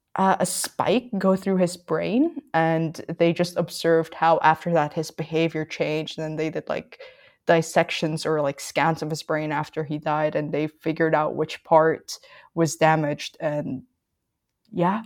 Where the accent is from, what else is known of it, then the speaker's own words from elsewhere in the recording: Philippines; moved away; I grew up in the Philippines and I still have, like, quite some ties to it.